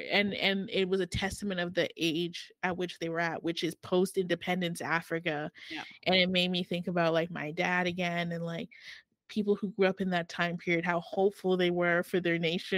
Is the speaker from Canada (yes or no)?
yes; Canada; Me, on the other hand, I'm Canadian. No, I consider myself Cameroon, but it's different.